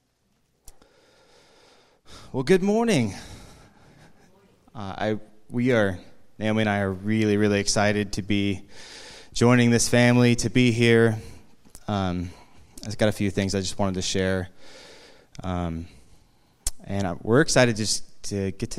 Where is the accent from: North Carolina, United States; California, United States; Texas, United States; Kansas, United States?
California, United States; East Bay; moved away as an adult; now in Sonoma County, United States; We had were born and raised in the East Bay